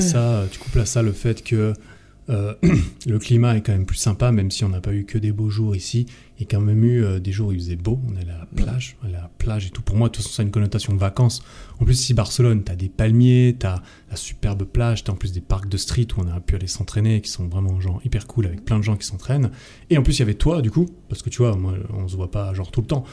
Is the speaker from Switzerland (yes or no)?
yes; Switzerland; chez moi en Suisse